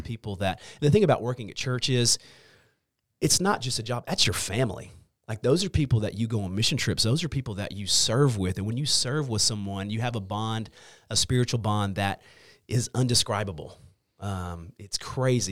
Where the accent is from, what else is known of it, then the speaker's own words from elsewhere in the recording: Longview, Texas, United States; also born or lived in Hallsville, Texas; I grew up in Longview. I grew up on the south side of Longview